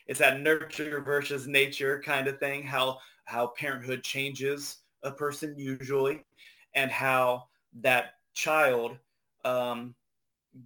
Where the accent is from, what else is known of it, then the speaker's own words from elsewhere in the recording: Ohio, United States; I grew up in Ohio